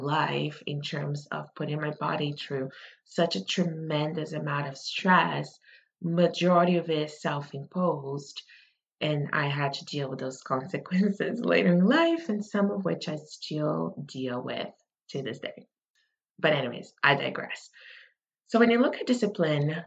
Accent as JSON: {"language": "English", "country": "Brazil", "tie": "born or raised there", "moved": "yes", "said": "I grew up in Brazil"}